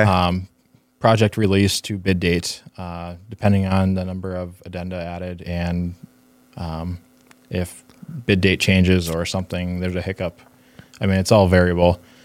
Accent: Northfield, Minnesota, United States; also born or lived in Pittsburgh, Pennsylvania; grew up, uh, early part of my life in Pittsburgh and then, um, moved to Northfield, Minnesota, just south of Twin Cities. So, um, went to, yeah, finished up school there, went to high school there

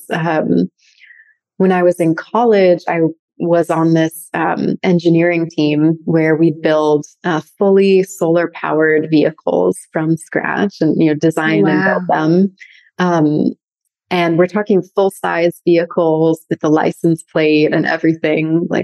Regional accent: San Francisco Bay Area, North Bay, California, United States; also born or lived in wine country (North Bay), California; We grew up in the San Francisco Bay Area in North Bay. So we were actually born in wine country, grew up there, always being really immersed in nature. And then we moved to Marin at a pretty young age

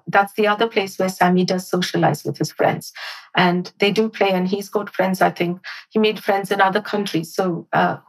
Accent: India; now in United Kingdom; I grew up in India, so my education was very different

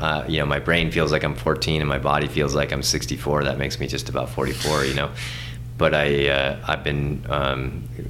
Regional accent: north of Seattle, Washington, United States; moved away as an adult; also born or lived in Hawaii; now in Montana, United States; I grew up north of Seattle

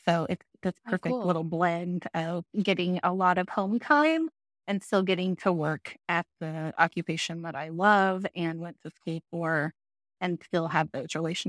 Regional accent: Broken Arrow, Oklahoma, United States; So I grew up in Broken Arrow. My parents still live in the same house that I grew up in, a couple miles from us, and lived there my whole life.

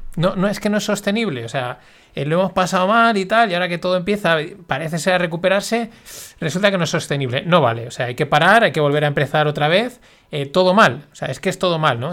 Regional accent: Spain

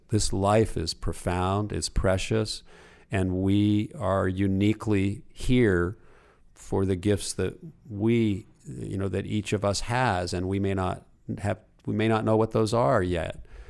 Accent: Los Angeles, California, United States; my mother's house where I grew up in Pacific Palisades

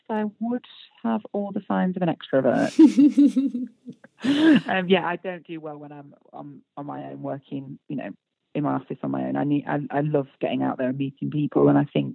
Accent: United Kingdom; we're British

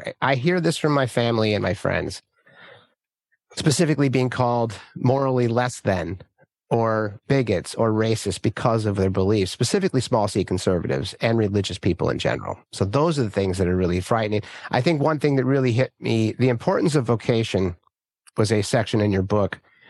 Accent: California, United States; And the people I grew up with here in Northern California, these are hardworking, you know, God-fearing folks, right?

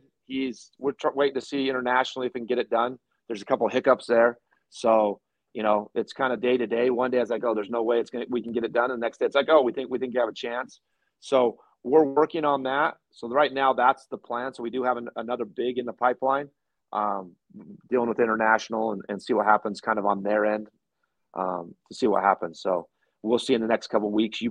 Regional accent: Boise, Idaho, United States; now in Utah, United States; I'm from Boise

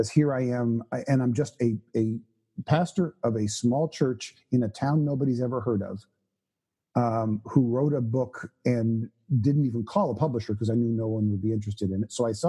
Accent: Canada; I was born and raised in Canada

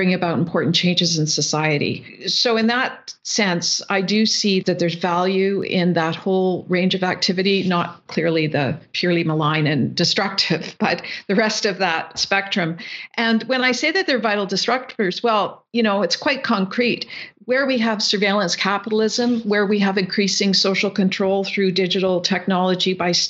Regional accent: the Canadian Prairies, Canada; coming from the prairies, being a Canadian

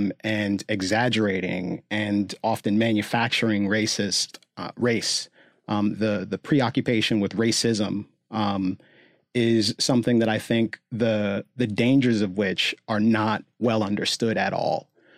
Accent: Gaithersburg, Maryland, United States; Like I grew up in Gaithersburg, Maryland, so fairly affluent suburb of Washington, D.C., middle class, but relatively affluent and diverse.

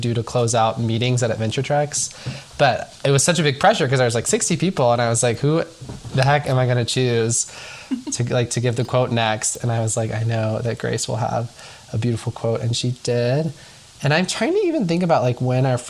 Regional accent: Nashville, Tennessee, United States; I'm from Nashville, Tennessee, originally.

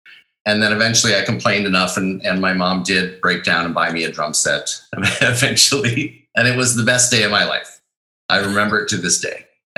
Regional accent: Wisconsin, United States; also born or lived in Chicago / Minnesota; I was born in Chicago, and I grew up all around the Midwest, mostly in Wisconsin and Minnesota.

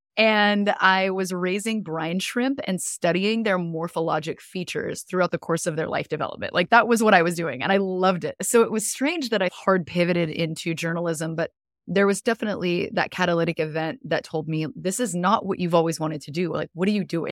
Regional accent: Southern California, United States; moved away as an adult; now in Florida, United States; originally I'm from Southern California, but I'm currently living in Florida, in the U S

